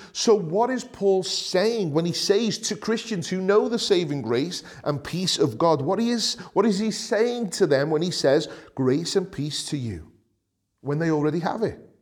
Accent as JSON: {"language": "English", "town": "Liverpool", "region": "North West England", "country": "United Kingdom", "accent": "Scouse", "said": "as a scouser, as a, someone who's proud of coming from Liverpool"}